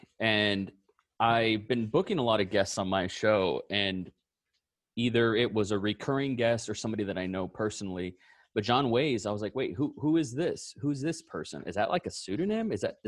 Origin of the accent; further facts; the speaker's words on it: Austin, Texas, United States; he tweeted something very similar and was like, hey, because I'm from Austin, Texas.